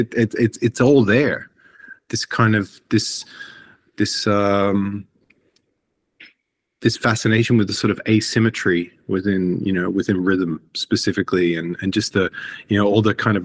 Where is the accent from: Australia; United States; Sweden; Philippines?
Australia; born or raised there; moved away as an adult; now in Iceland